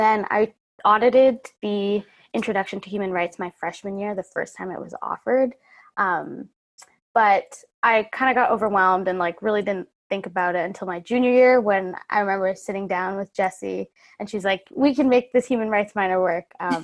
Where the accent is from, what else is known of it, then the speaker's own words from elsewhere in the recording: Vancouver, British Columbia, Canada; I'm from Vancouver, Canada, where I am right now.